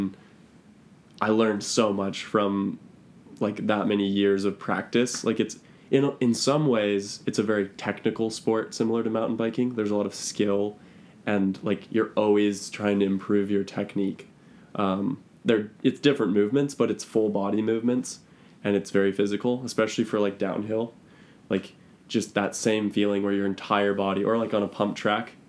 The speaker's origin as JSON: {"language": "English", "town": "Anacortes", "region": "Washington", "country": "United States", "tie": "born or raised there", "lives_now": "Bellingham, United States", "said": "I grew up in Anacortes, Washington"}